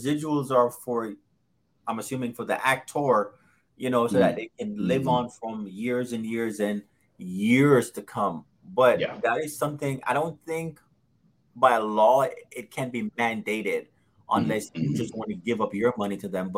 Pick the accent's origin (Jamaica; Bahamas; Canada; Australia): Jamaica; I was born in Jamaica